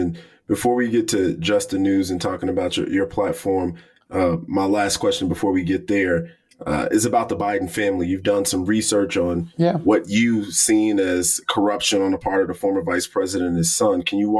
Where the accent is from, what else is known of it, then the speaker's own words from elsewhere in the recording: Illinois, United States; I'm from Illinois, one of the most corrupt places in the city of Chicago.